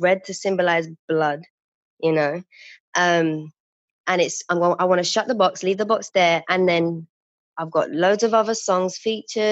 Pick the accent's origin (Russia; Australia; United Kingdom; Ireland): United Kingdom; London; I used to be an outreach support worker for young girls in the community where I grew up in Woolwich